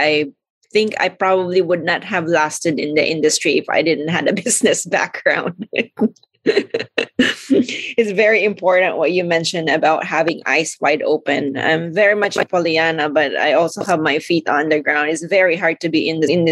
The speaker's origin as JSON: {"language": "English", "country": "Philippines", "moved": "yes", "said": "I came originally from the Philippines"}